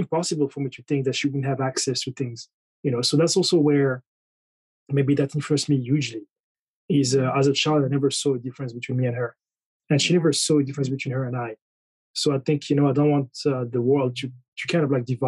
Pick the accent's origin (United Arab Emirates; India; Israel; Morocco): Morocco; moved away; also born or lived in France / United Kingdom; I was born in France, and then I think a few months later, I was in Morocco